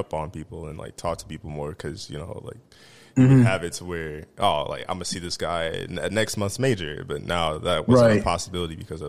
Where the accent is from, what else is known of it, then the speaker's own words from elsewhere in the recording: Midwest, United States; we're from the Midwest, so we ain't really got the luxuries.